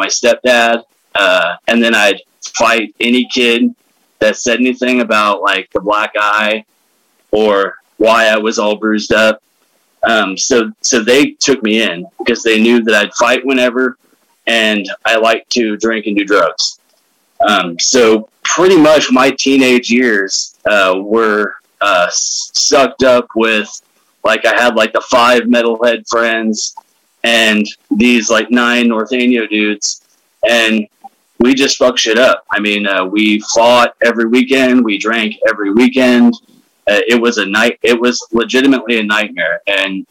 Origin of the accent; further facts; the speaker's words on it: Willows, California, United States; also born or lived in Salt Lake City, Utah; Willows is where I'm from, is where I grew up